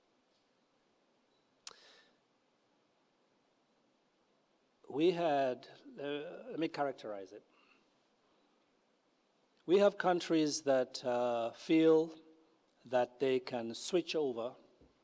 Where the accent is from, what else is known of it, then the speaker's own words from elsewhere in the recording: Kenya; moved away as an adult; I grew up in Kenya